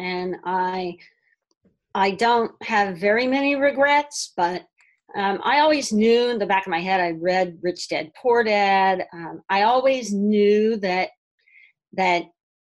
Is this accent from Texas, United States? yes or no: yes; Texas, United States; moved away as an adult; also born or lived in New York City / Manhattan; now in Brooklyn, United States; I grew up in Texas